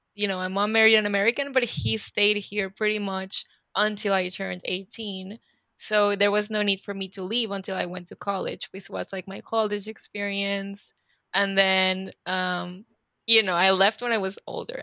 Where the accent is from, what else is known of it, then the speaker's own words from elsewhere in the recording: Panama City, Panama; English is a second language; moved away as an adult; also born or lived in California; I am originally from Panama City, Panama, and I live in Panama City, Panama in Central America